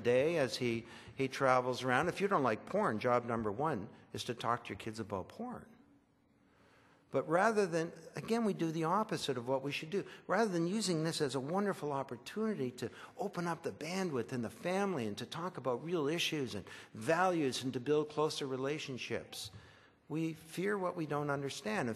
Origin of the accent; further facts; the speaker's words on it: Orillia, Ontario, Canada; I was raised in Orillia.